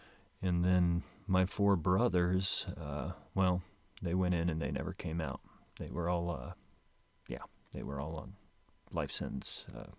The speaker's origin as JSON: {"language": "English", "town": "Moline", "region": "Illinois", "country": "United States", "tie": "born or raised there", "said": "Well, grew up in Moline, Illinois."}